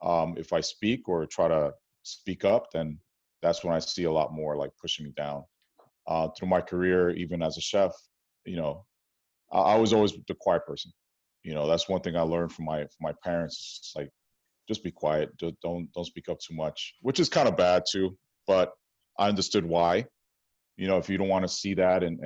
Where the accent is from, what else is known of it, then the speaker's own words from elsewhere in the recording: New York City, New York, United States; moved away as an adult; now in Oakland, United States; growing up in New York City, Washington Heights, predominantly Dominican and Jewish neighborhood